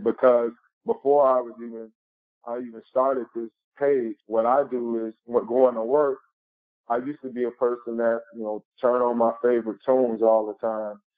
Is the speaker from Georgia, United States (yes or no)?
no; Chicago, Illinois, United States; I was born and raised in Chicago, Illinois, on the west side